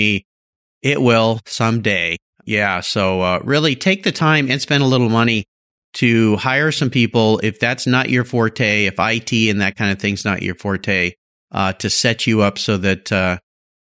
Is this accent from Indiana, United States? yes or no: no; Southern California, United States; I lived close to the ocean down in Southern California.